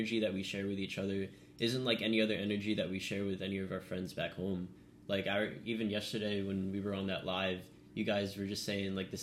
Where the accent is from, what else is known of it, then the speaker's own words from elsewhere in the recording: Long Island, New York, United States; moved away as an adult; now in Southern California, United States; I'm from Long Island, New York